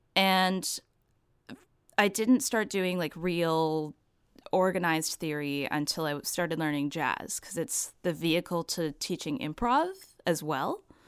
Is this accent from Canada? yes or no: yes; Vancouver, British Columbia, Canada; now in Toronto, Canada; I'm based in Toronto, but I grew up in Vancouver.